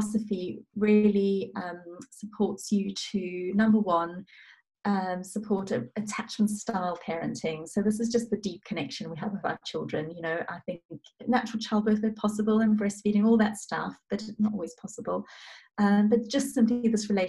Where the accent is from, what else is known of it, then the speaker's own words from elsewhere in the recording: South Africa; moved away; I'm originally South African